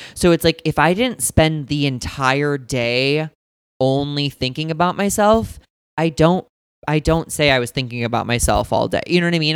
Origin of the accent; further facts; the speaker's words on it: St. Louis, Missouri, United States; also born or lived in Indiana; I'm from St. Louis, Missouri